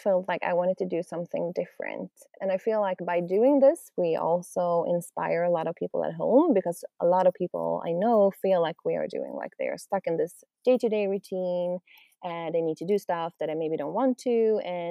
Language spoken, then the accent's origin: English; Sweden; We're from Sweden, so we've been up north in Sweden